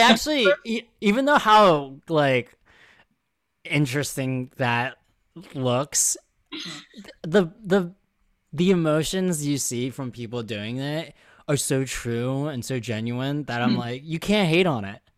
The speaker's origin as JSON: {"language": "English", "town": "Philadelphia", "region": "Pennsylvania", "country": "United States", "moved": "yes", "lives_now": "New York, United States", "said": "I'm still Philly all the way, specifically Delco."}